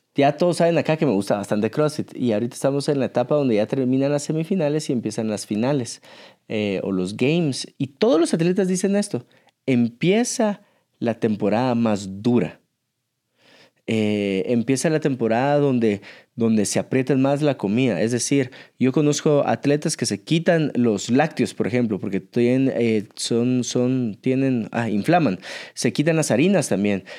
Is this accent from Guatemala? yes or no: yes; Guatemala; somos de Guatemala y el lago más hermoso que tenemos es el lago de Atitlán